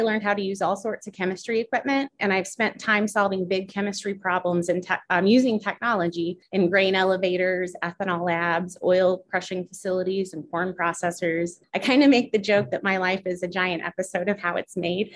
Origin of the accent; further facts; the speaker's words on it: Foristell, Missouri, United States; also born or lived in Springfield, Illinois; I grew up in Forestell